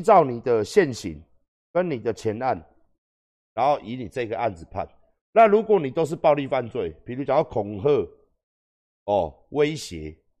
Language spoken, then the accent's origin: Chinese; Taiwan; 我们台湾人